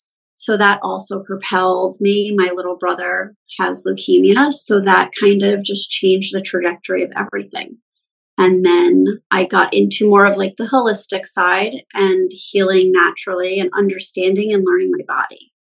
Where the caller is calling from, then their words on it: New Jersey, United States; New Jersey